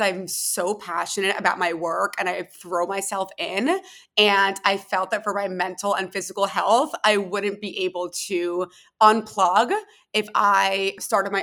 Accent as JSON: {"language": "English", "town": "Philadelphia", "region": "Pennsylvania", "country": "United States", "tie": "born or raised there", "also_born_or_lived": "Tel Aviv", "moved": "as an adult", "said": "I was born and raised in Philadelphia, went to school in Philly, and then actually moved to Tel Aviv right after I graduated from college"}